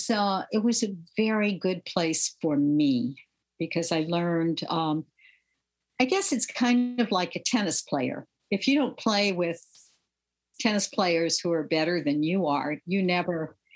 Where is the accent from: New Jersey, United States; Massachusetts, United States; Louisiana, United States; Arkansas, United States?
Louisiana, United States; I grew up in the 1950s and 60s, and that was a pivotal time in American history.